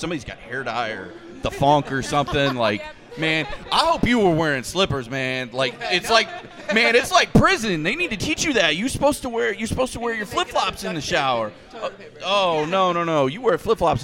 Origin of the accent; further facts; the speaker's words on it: Polk County, Florida, United States; I'm a redneck from Polk County.